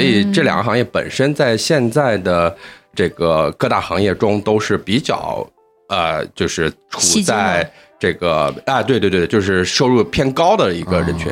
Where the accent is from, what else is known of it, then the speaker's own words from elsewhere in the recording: Xi'an, Shaanxi, China; moved away as an adult; now in Shanghai, China; 我是西安本地土生土长的西安人，但是现在在上海务工